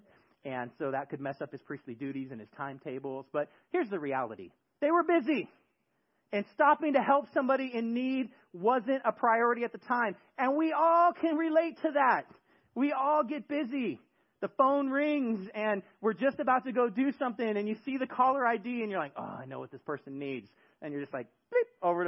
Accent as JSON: {"language": "English", "area": "the Bay Area", "region": "California", "country": "United States", "tie": "born or raised there", "moved": "yes", "said": "In my neighborhood growing up in the Bay Area, we had a street"}